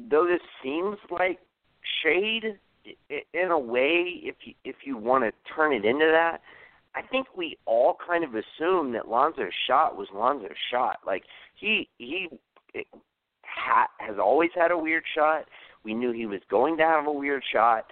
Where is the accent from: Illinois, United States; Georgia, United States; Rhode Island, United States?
Georgia, United States; Atlanta; I'm from Atlanta